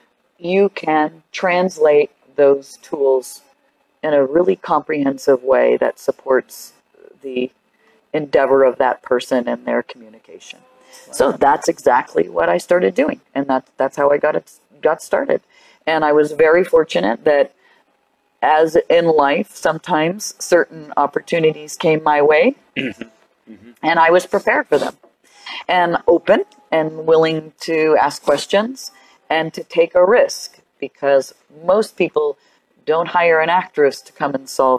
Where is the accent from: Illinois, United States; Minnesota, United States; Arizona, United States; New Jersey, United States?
Arizona, United States; Tucson